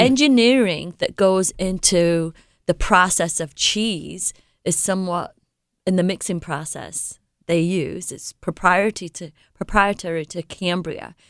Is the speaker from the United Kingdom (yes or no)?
yes; England, United Kingdom; moved away; I was born and raised in England